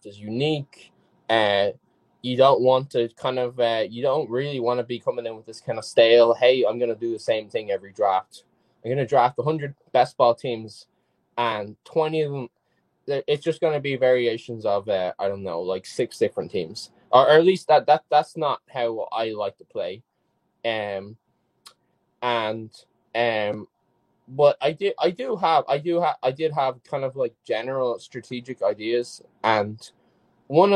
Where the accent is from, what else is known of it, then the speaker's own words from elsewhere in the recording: Ireland; I played football, soccer when I was younger in Ireland, which is obviously where I'm from